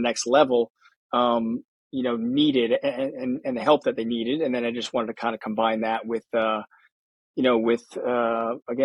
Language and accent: English; New Jersey, United States; also born or lived in Connecticut; I grew up in New Jersey.